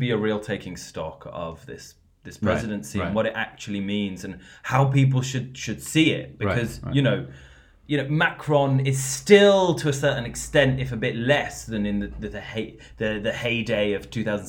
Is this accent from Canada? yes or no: no; United Kingdom; accent: British; moved away as an adult; now in France; obviously I sound British, I am British, but half my family being from here